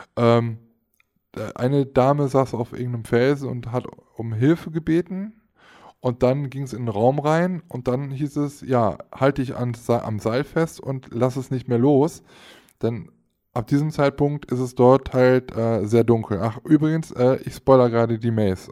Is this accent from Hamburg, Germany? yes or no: no; Aachen, North Rhine-Westphalia, Germany; Ich als Aachener